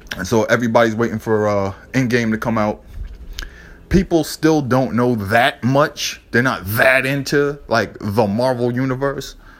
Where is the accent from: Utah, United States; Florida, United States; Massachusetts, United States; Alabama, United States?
Massachusetts, United States; Boston; also born or lived in New York; Growing up in Boston